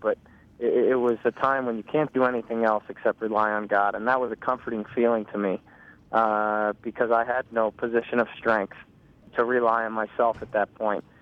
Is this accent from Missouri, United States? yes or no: yes; St. Louis, Missouri, United States; I grew up in St. Louis, where soccer's always been a, a big sport